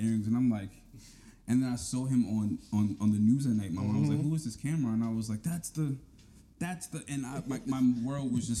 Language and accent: English; New York City, New York, United States; I grew up in those projects. I grew up in Charles Rangel houses, like... Those projects is, like, where I'm from.